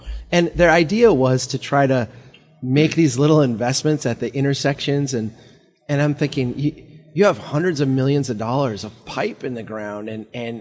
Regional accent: Brainerd, Minnesota, United States; my hometown of Brainerd

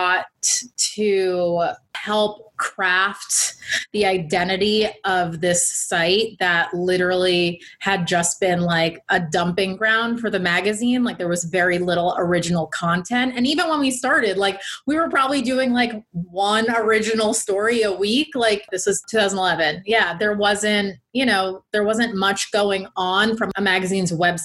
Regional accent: United States; I grew up near New York City

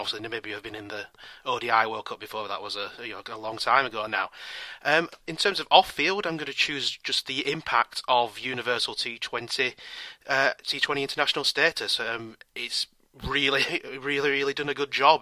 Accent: California, United States; I'm from the Golden State of California

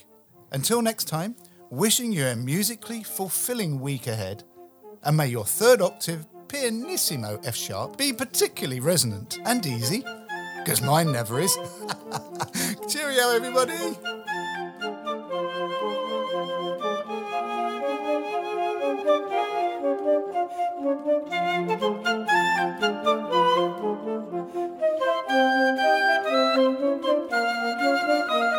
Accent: London, United Kingdom; accent: London; my London accent

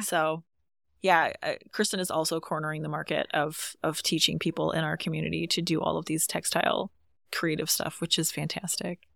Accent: Louisville area, Michigan, United States; moved away as an adult; also born or lived in Colorado; I grew up, not in Montauk County, but I grew up in the Louisville area

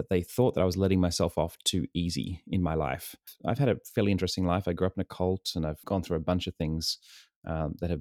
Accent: Sydney, New South Wales, Australia; moved away as an adult; also born or lived in New York; now in San Diego, United States; I was born and raised in Sydney, New South Wales, and lived there for most of my life, and then moved to the States almost 8 years ago

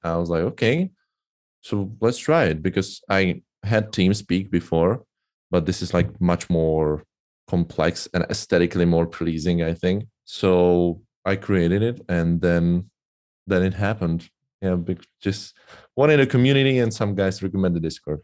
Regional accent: Czechia; English is a second language; I'm from Czech Republic, uh, currently living in Brno

